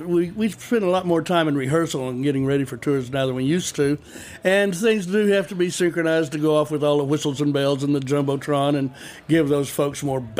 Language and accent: English; Lubbock, Texas, United States; I told him I was from Lubbock